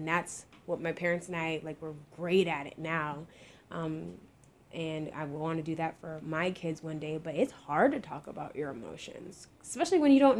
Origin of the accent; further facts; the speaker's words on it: Jamaica; because we bicker, we're Jamaican, you know, we be going back and forth.